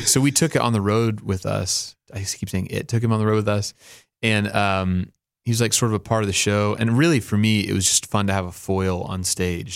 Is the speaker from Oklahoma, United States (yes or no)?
yes; Oklahoma, United States; I grew up in Oklahoma.